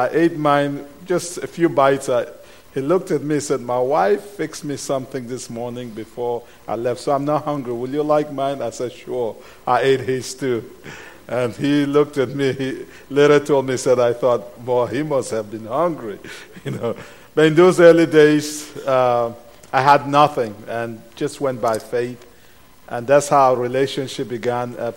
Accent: Cameroon; English is a second language; moved away; English is not my first language. It's not my second language. It's not my third language. I'm from Cameroon

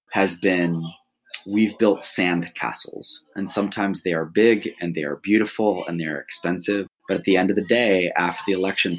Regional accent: Flint, Michigan, United States; I grew up in Flint, Michigan

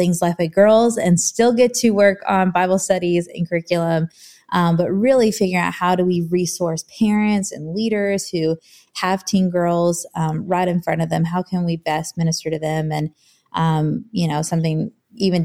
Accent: Hampton Roads, Virginia, United States; moved away as an adult; now in Nashville, United States; I'm originally from Virginia. So like the Hampton Roads area, born and raised there

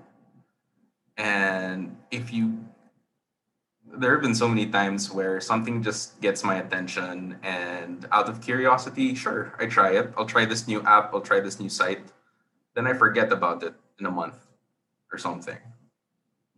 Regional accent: Philippines; I'm from the Philippines

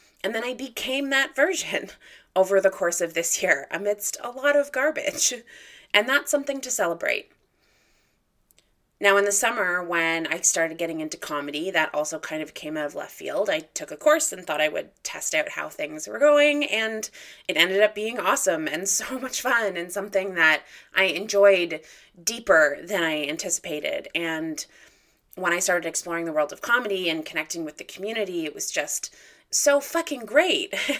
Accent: Guelph, Ontario, Canada; growing up in Guelph

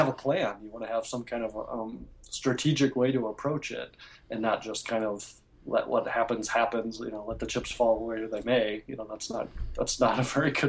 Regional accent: Minnesota, United States; I'm from Minnesota

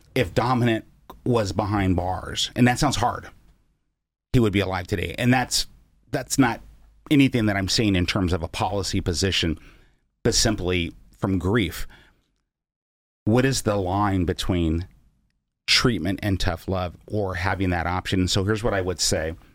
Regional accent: Seattle, Washington, United States; also born or lived in East Oakland, California; Mom moved us to Seattle when I was six years old

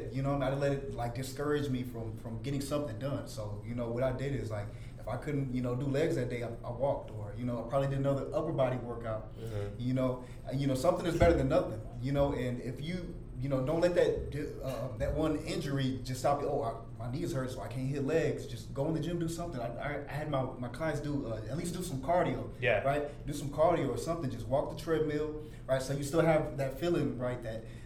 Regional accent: the South, United States; I'm from the South

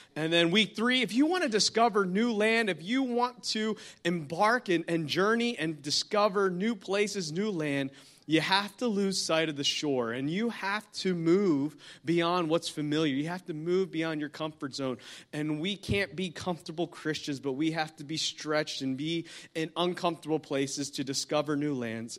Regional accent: New Jersey, United States; I'm from New Jersey, been pastoring up in New Jersey for the past close to ten years

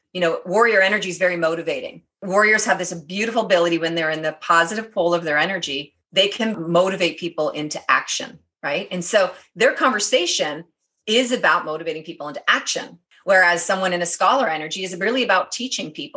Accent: Canada; They knew I was Canadian

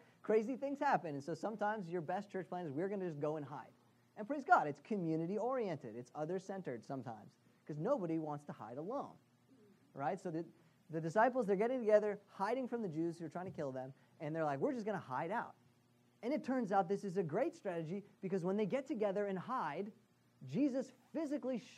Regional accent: Boston, Massachusetts, United States; as a Bostonian

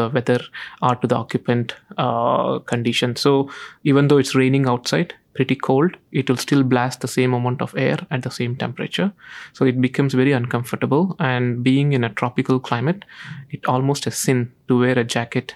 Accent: India; now in Singapore; I came from India where water stress is under very high levels

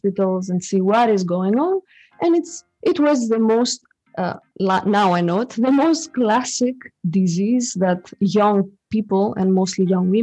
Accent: Greece; now in Switzerland; I come from Greece, and I'm coming from a Greek father and a French mother. This is how I came. But I've been raised in Greece

